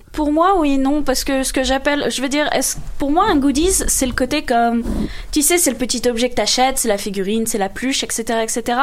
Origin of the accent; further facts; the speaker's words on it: France; en tant que française, je peux le dire